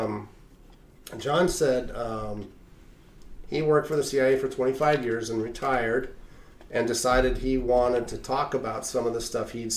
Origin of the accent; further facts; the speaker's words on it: Reno, Nevada, United States; I grew up in Reno